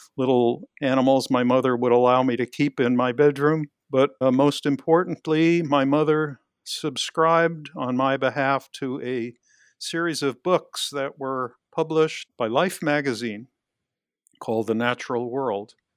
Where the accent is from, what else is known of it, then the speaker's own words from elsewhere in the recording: New York City, New York, United States; I grew up in Queens, New York, in New York City